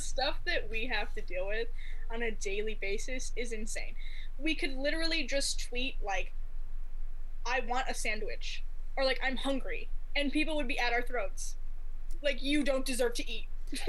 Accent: Midwest, United States; accent: Midwest; Sorry, my accent. It's a little Midwest.

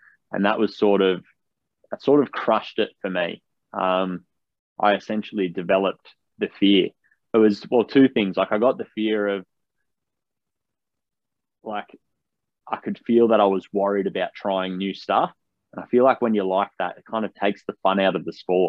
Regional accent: Canberra, Australian Capital Territory, Australia; also born or lived in Batemans Bay, New South Wales; born and bred in Canberra, the Australian capital. It's always been home to me.

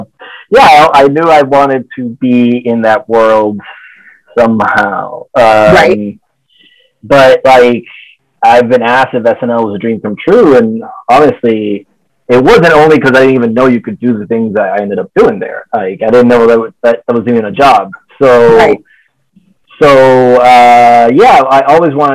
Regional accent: Dominican Republic; moved away as an adult; also born or lived in Los Angeles; I'm from the Dominican Republic

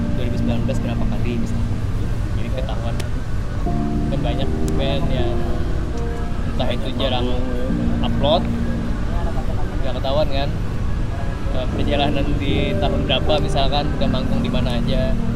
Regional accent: Kalimantan, Indonesia; kita dari Kalimantan

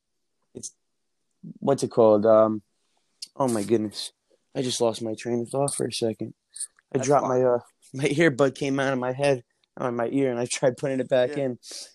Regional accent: New Jersey, United States; also born or lived in Albany

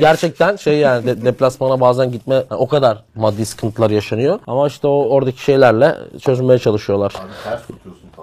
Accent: Batman, Batman Province, Turkey; moved away; benim memleketimin plakasına geldik

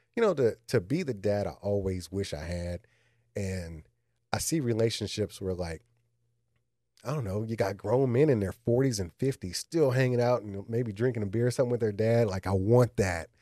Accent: Austin, Texas, United States; moved away; I grew up in Austin

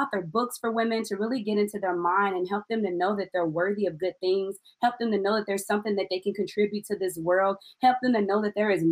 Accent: Illinois, United States; now in Missouri, United States; I am from Illinois

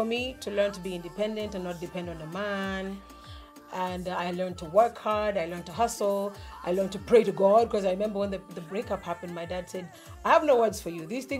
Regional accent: Kenya; born there; I was born in Kenya.

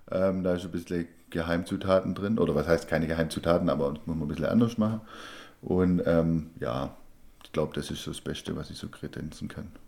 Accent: Baden-Württemberg, Germany; Ja, als Schwabe äh, kauft man keine Spätzle, sondern macht sie selber.

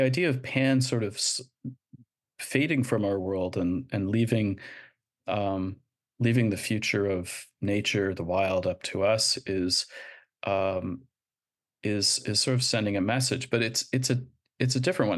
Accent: Canada; moved away; I'm, I'm Canadian

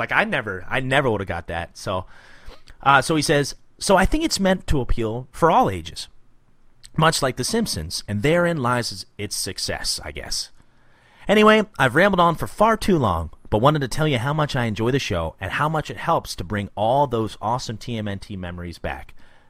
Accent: Midwest, United States; accent: Midwestern; that Midwestern kind of just not really an accent at all. I don't sound like I'm from Jersey, and, you know, I don't sound Southern

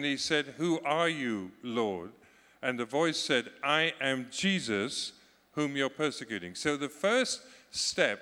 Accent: Scotland, United Kingdom; You can call me British, you cannot call me English, because I'm Scottish.

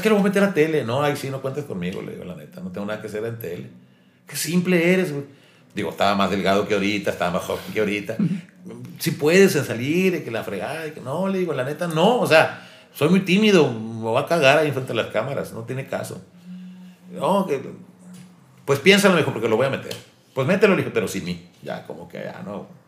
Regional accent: Ortiz, Sonora, Mexico; moved away; also born or lived in Hermosillo; en mi pueblo, en Ortiz

